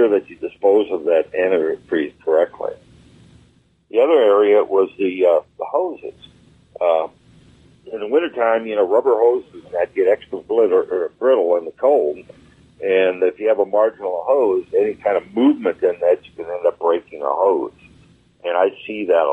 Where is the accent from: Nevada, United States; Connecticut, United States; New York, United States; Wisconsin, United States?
Wisconsin, United States; moved away; I'm from Wisconsin originally, and every winter, the first thing we did before it got cold is we drained our antifreeze